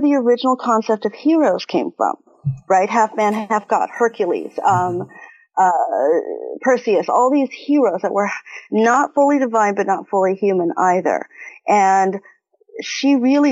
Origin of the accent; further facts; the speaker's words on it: Taiwan; moved away; also born or lived in Texas / Ohio; I am originally from Taiwan, so I am Chinese.